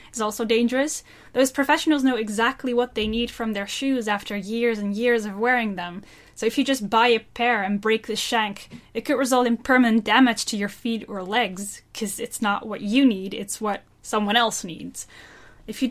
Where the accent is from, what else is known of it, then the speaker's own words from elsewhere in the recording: Netherlands; I'm from the Netherlands